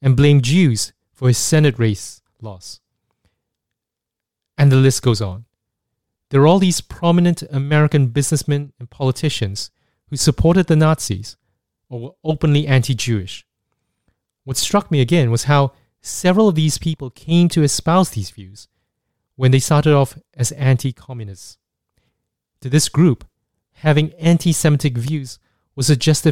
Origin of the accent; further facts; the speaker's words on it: Singapore; Growing up in Singapore